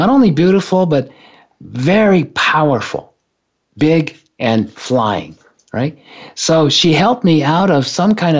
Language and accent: English; Japan; when I was growing up in Japan, when I was a kid